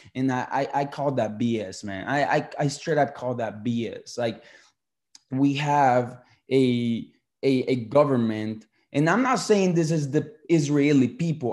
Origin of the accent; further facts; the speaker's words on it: Colombia; moved away; I'm a Colombian uh, citizen. I was born in Colombia